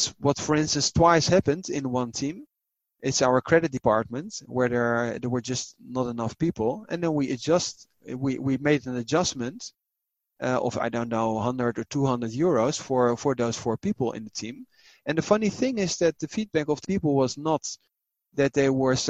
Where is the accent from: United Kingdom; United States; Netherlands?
Netherlands; I was raised in the Netherlands